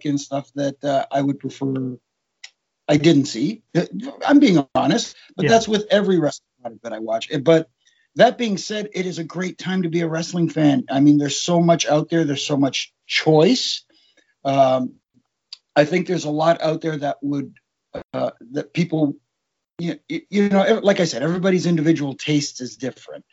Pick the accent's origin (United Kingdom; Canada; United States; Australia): Canada; Toronto, Ontario; if you were in my age group growing up in Toronto